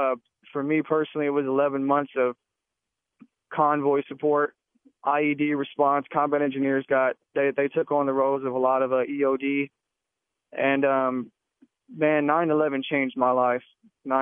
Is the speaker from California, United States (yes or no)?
no; Texas, United States; I'm from Texas